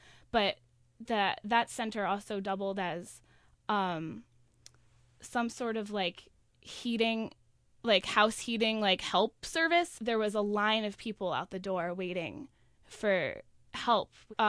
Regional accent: Albany, New York, United States; I'm from Albany, New York.

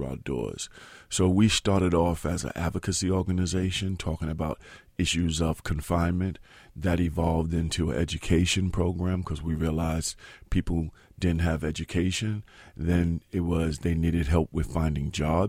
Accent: New York City, New York, United States; In Soundview in the Bronx.

